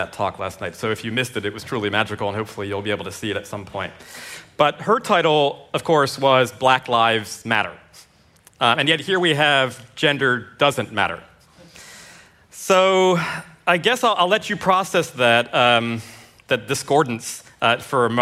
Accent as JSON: {"language": "English", "country": "United States", "moved": "yes", "lives_now": "New Zealand", "said": "I'm an American psychologist and a writer. I'm now based in New Zealand."}